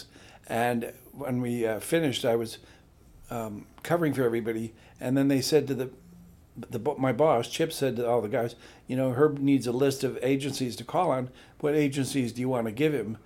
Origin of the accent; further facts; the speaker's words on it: Midwest, United States; moved away; I come from a church school in Midwest